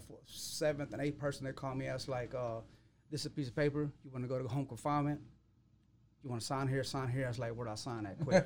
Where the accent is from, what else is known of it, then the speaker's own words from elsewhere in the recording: Waco, Texas, United States; I come from Waco.